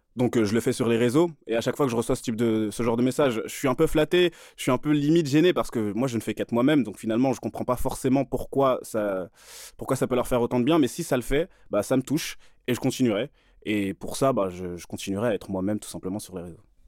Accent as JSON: {"language": "French", "region": "Île-de-France", "country": "France", "tie": "born or raised there", "said": "j'ai grandi en Ile-de-France, hein, dans des banlieues du 78 et du 93"}